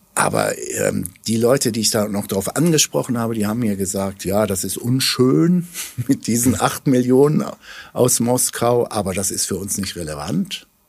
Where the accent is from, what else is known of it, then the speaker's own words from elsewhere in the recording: Germany; wir als Deutsche